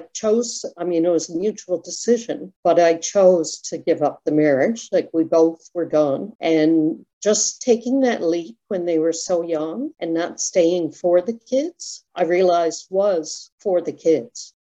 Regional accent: Toronto, Ontario, Canada; we grew up in Ontario, so there were cliffs called the Scarborough Bluffs

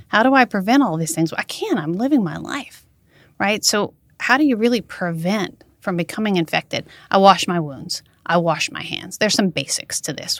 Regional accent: Mamou, Louisiana, United States; born or raised there; now in Baton Rouge, United States

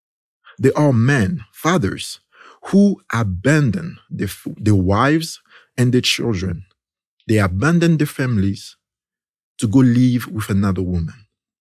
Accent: DR Congo; See, in my country, there's this, in the country where I came from Congo in Central Africa

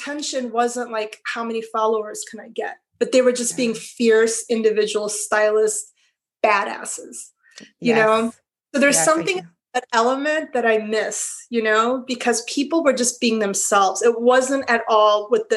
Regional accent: Arizona, United States; also born or lived in Iran; I was born in Iran, but my family immigrated to Arizona, of all places, when I was four. And when I was 12, I was still living in Arizona

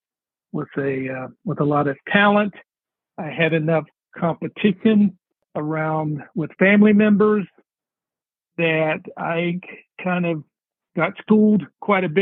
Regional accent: West Virginia, United States; moved away; I grew up in West, by God, Virginia. I'm a West Virginia guy.

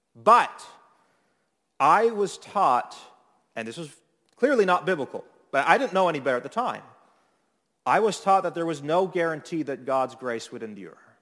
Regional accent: Toronto, Ontario, Canada; moved away as an adult; now in Niagara, Canada; I grew up in Midtown area of Toronto

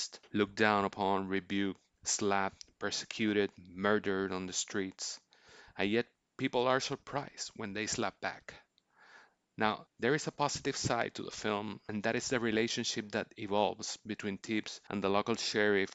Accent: Puerto Rico; I was born and raised in Puerto Rico, I still live here

